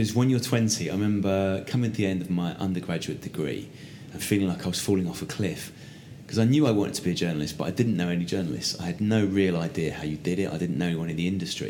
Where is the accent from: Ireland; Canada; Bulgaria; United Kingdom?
United Kingdom; Essex, East of England; I'm a bloke from Essex who mumbles.